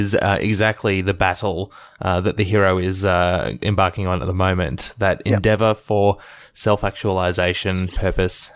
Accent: Melbourne, Victoria, Australia; my hometown, Melbourne, Australia

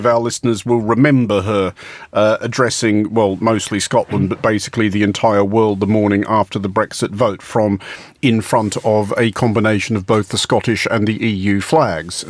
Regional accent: Australia; I'm Australian

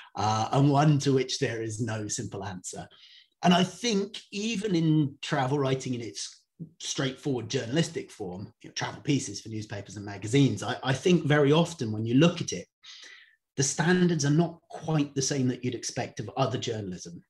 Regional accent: Cornwall, South West England, United Kingdom; moved away as an adult; also born or lived in Indonesia; I'm from Cornwall, so I'm a surfer

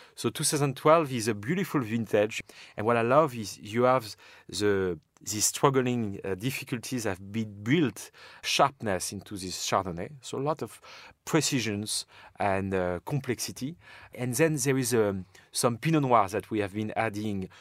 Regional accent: Champagne, Grand Est, France; born and raised in Champagne

